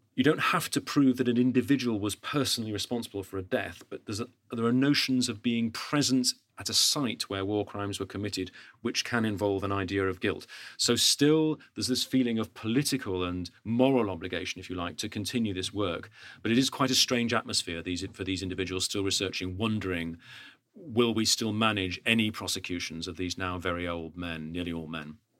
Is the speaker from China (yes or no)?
no; United Kingdom; as a Brit